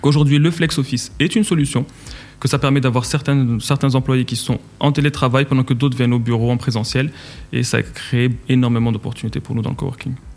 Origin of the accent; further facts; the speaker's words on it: Casablanca, Casablanca-Settat, Morocco; moved away as an adult; also born or lived in Switzerland / France; j'ai grandi à Casablanca, j'ai quitté le Maroc pour aller faire mes études en Suisse